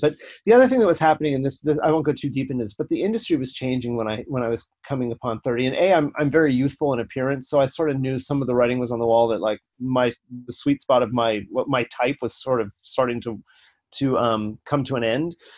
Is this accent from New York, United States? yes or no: no; Los Angeles, California, United States; I grew up in the San Fernando Valley uh, of Los Angeles in Northridge, and uh, my formative years were there.